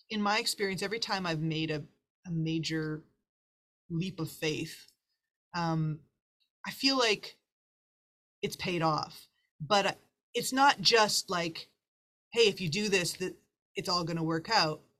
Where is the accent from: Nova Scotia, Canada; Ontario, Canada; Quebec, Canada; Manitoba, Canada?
Manitoba, Canada; Winnipeg; moved away as an adult; now in Toronto, Canada; even when I moved from Winnipeg Toronto to Toronto, it was the same thing.